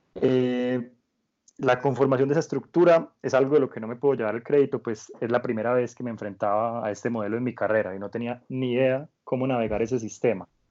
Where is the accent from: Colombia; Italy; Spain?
Colombia; also born or lived in France; como muchos colombianos o muchos jóvenes de mi generación